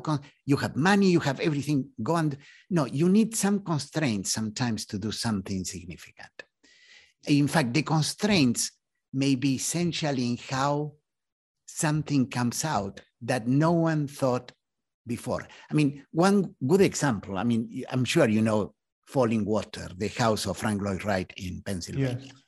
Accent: Argentina; moved away as an adult; now in United States; In fact, when I came to the US, so I was coming from Argentina. And in Argentina, I had been in the Navy. I was an officer in the Navy.

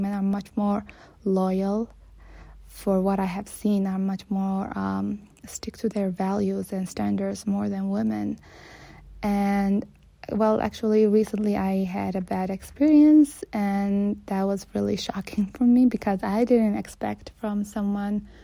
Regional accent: Saudi Arabia; I'm born and raised in Saudi Arabia.

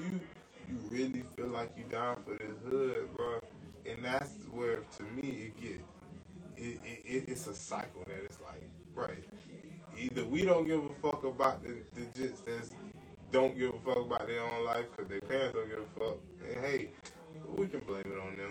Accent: Orlando, Florida, United States; I'm from Orlando

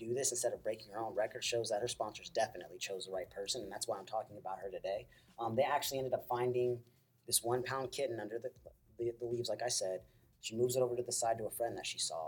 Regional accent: Oklahoma, United States; also born or lived in California; I was born in California. I moved to Oklahoma when I was 6, 7 years old

